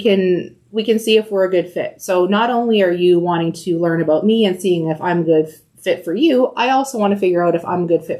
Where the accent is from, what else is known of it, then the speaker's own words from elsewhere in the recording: Windsor, Ontario, Canada; also born or lived in Calgary / Mississauga; So I was born in Calgary. But moved back to Windsor when I was about 2 years old.